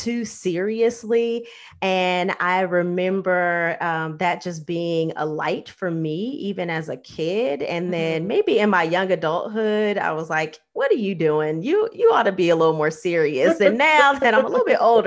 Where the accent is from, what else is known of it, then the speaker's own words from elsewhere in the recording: Los Angeles, California, United States; my own upbringing, because you grow up in LA and like celebrity life is not unusual